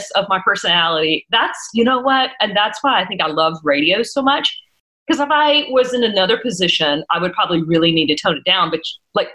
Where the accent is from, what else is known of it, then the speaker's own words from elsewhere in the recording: South Georgia, United States; growing up in South Georgia, that was the Christian radio station